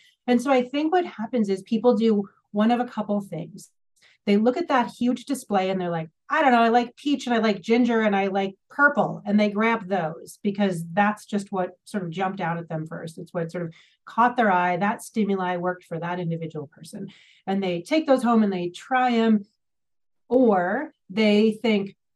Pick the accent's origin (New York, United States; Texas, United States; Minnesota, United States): Minnesota, United States; I'm from Minnesota, the land of Target